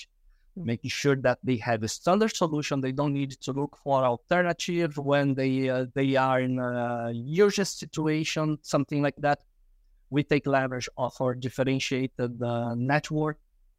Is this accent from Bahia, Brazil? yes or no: no; Rio de Janeiro, Brazil; moved away as an adult; now in Houston, United States; born and raised in Rio de Janeiro, Brazil, based in Houston, Texas now.